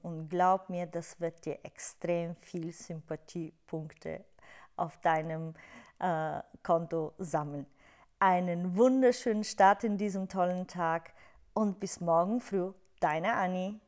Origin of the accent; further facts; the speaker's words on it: Bulgaria; German is a second language; moved away; du hörst es ja in meiner Aussprache, ich komme aus Bulgarien, habe meinen Akzent, ich habe auch keine perfekte Grammatik.